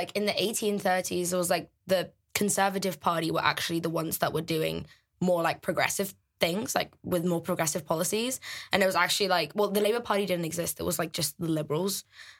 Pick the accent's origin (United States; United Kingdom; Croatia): United Kingdom; I'm British as well.